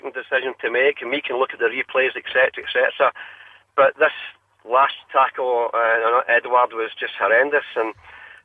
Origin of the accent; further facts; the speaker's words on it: Glasgow, Scotland, United Kingdom; I'm from Bayliston in Glasgow here.